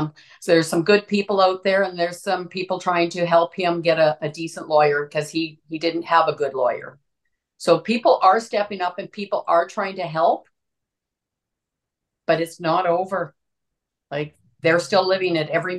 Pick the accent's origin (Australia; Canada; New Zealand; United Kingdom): Canada; Saskatchewan; now in Alberta, Canada; I'm from Saskatchewan